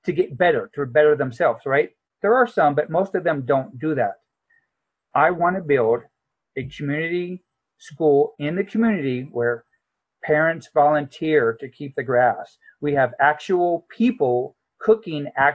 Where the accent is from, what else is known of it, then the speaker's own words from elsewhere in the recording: San Diego, California, United States; I grew up in San Diego where I don't remember seeing a tree until I joined the Marine Corps